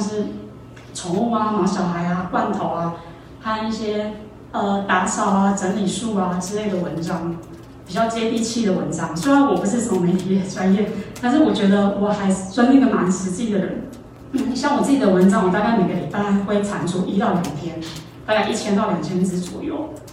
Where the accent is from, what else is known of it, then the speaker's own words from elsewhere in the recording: Taoyuan, Taiwan; moved away as an adult; now in Taipei, Taiwan; 我是桃园人，十八岁就一个人上来台北